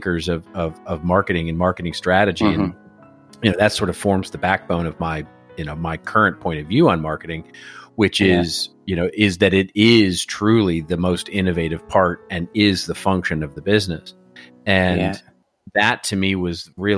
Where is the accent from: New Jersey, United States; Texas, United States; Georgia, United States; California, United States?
Texas, United States; moved away as an adult; now in Los Angeles, United States; I came originally from Texas. And as I like saying these days, I like being from Texas.